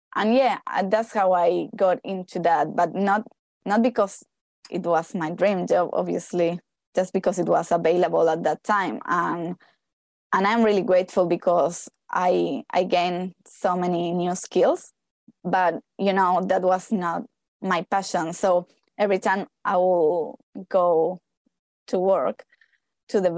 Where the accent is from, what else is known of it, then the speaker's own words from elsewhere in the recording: Argentina; moved away as an adult; also born or lived in Hawaii / Australia; now in Queenstown, New Zealand; I am from Argentina